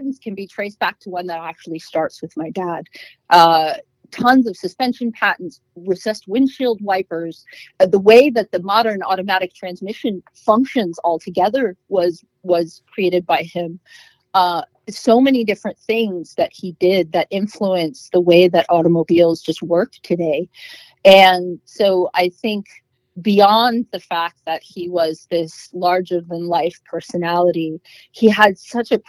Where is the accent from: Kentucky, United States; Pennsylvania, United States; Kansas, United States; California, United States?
California, United States; Los Angeles; I grew up in Hollywood